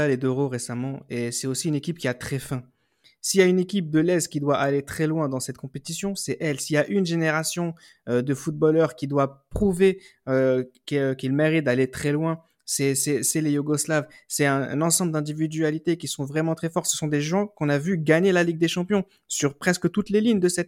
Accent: France; Surtout, n'oublions pas que nous sommes français.

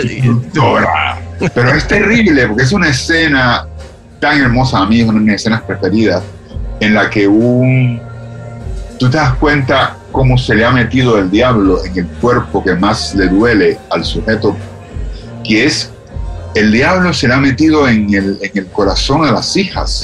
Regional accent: Cuba; moved away as an adult; los cubanos tenemos esa expresión

